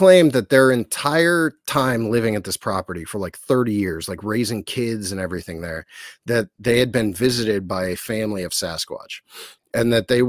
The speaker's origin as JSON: {"language": "English", "town": "Bolivar", "region": "Ohio", "country": "United States", "tie": "born or raised there", "said": "I grew up in Bolivar, which is no one knows where that's it's a tiny town off of 77 between like New Philadelphia and Canton."}